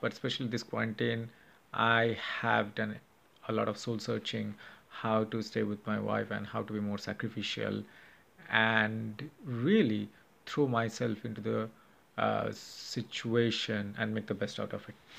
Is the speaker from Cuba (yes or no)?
no; India; now in Chicago, United States; I'm from India